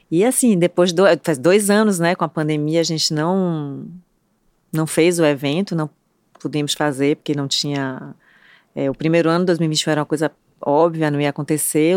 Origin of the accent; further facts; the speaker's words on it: Bahia, Brazil; somos baianos, né, Trancoso, na Bahia